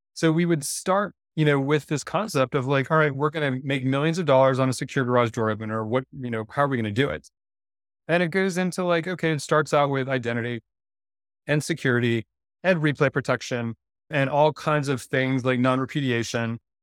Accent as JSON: {"language": "English", "town": "Durham", "region": "North Carolina", "country": "United States", "tie": "born or raised there", "said": "I grew up in Durham, North Carolina"}